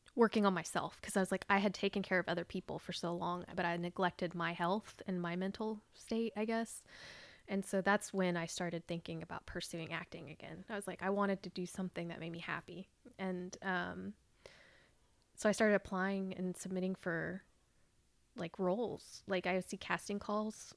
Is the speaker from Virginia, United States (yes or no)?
no; Fort Gibson, Oklahoma, United States; I grew up here in Oklahoma, um, out near, like, Fort Gibson and Wagner.